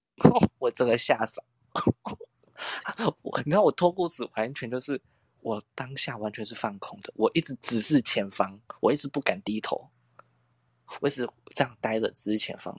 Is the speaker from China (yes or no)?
no; Tainan, Taiwan; 身为台南人的我